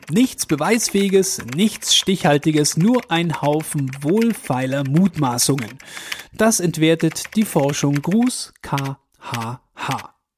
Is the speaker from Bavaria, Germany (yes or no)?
yes; Augsburg, Bavaria, Germany; bei uns in Augsburg